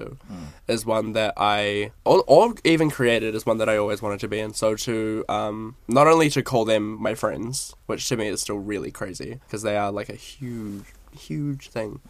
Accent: Napier, Hawke's Bay, New Zealand; They did an exhibition in my hometown. I'm from Napier, so small, small town vibes

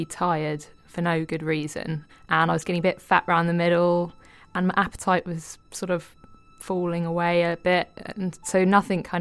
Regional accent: United Kingdom; being British

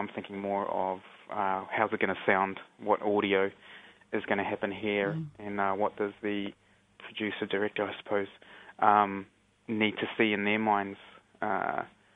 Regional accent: Auckland, New Zealand; also born or lived in Whakatāne / Mangonui; Spent most of my time growing up and living around, most of my time actually in Auckland, but also much growing up around Whakatāne and Manganui.

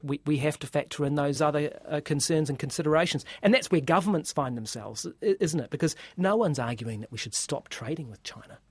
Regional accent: New Zealand; as New Zealander uh, who doesn't speak uh, Chinese

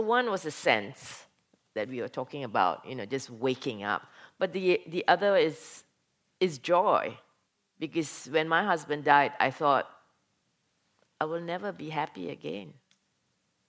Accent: Malaysia; moved away as an adult; now in Norway; I come from Malaysia, went to Norway as an exchange student, stayed on

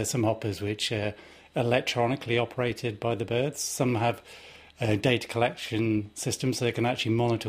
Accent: Bristol, South West England, United Kingdom; I'm from Bristol

